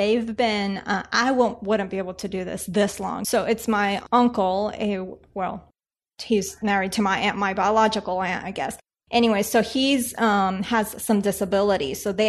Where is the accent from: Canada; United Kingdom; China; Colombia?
Colombia; now in United States; being that I'm from Colombia